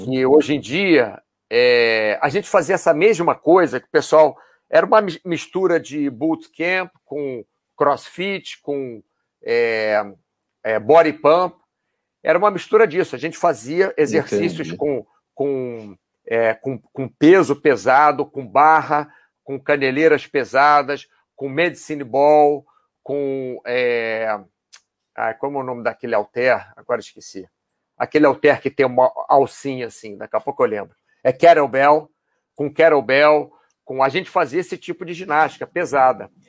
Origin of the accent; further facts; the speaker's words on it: Brazil; moved away as an adult; also born or lived in Rio de Janeiro; now in Spain; sou brasileiro